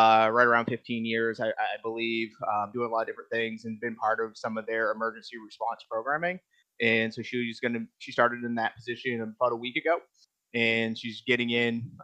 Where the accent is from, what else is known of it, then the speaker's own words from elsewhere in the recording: Maine, United States; moved away as an adult; now in Texas, United States; I'm from Maine. So, like, I've lived in the snow for 32 years.